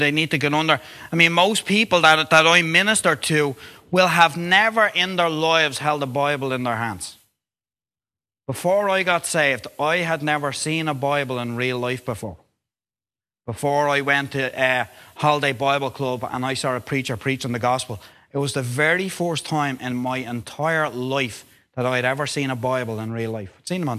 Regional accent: Dublin, Leinster, Ireland; Now, I am from Dublin, so there's only normally Roman Catholic churches in Dublin.

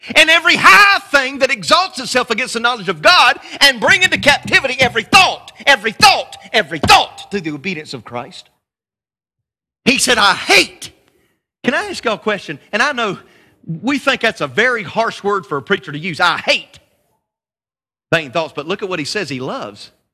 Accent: North Carolina, United States; I'm just a country boy from North Carolina

